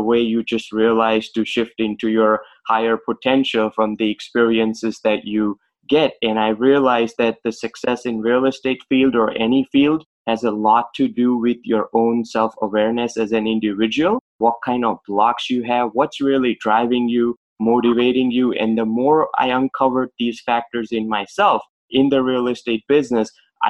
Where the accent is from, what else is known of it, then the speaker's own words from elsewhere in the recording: Boston, Massachusetts, United States; Okay. So I'm from Boston, and basically my journey started as a pharmacist